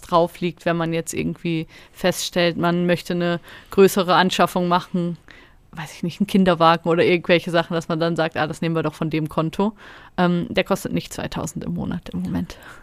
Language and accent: German; Germany; now in Switzerland; Ich komme ja aus Deutschland